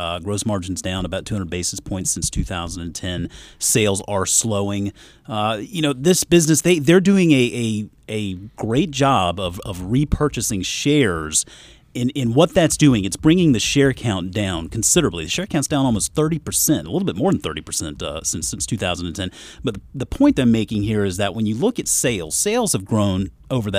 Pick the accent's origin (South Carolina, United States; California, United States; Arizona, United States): South Carolina, United States; growing up in South Carolina